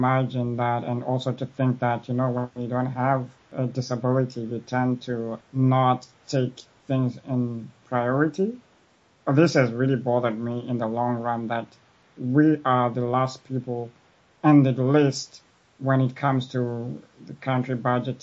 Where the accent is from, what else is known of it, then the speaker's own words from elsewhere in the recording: Zimbabwe; now in Montreal, Canada; I'm originally from Africa, Zimbabwe. I have been living in Canada, Montreal